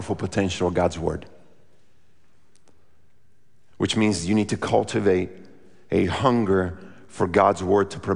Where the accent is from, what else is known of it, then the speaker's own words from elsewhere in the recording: Brazil; moved away; I grew up in Brazil